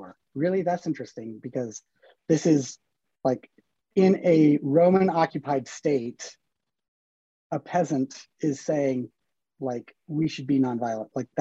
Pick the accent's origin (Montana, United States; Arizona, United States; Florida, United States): Montana, United States; Bozeman; also born or lived in San Francisco; I grew up in Bozeman. I was here till I was 18, graduated